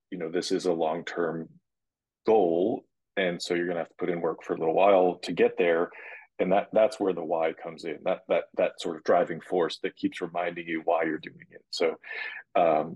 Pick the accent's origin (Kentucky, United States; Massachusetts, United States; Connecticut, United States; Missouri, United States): Massachusetts, United States; Boston; growing up in Boston